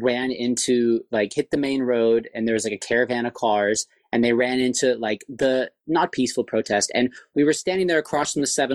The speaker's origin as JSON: {"language": "English", "town": "Santa Monica", "region": "California", "country": "United States", "tie": "born or raised there", "said": "I grew up in Santa Monica"}